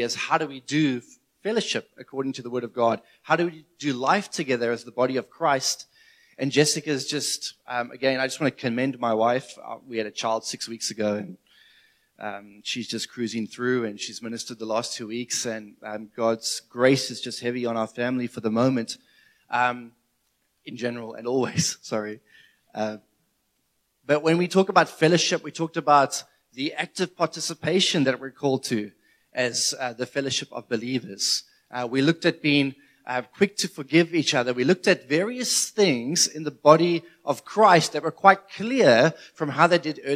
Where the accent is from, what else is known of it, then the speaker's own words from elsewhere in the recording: South Africa; as a South African